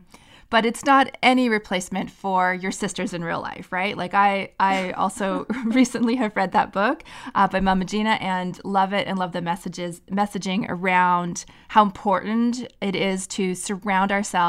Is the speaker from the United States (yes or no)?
no; Canada; and I'm Canadian